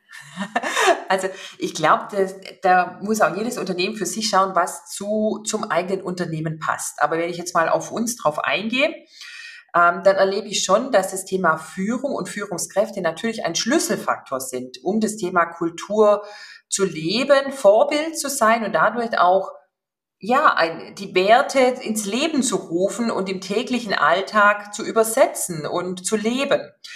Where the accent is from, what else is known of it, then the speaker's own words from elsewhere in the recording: Upper Swabia, Baden-Württemberg, Germany; moved away as an adult; also born or lived in Stuttgart / Shanghai / Frankfurt; gebürtige Oberschwäbin. Von daher werden Sie das auch gleich raushören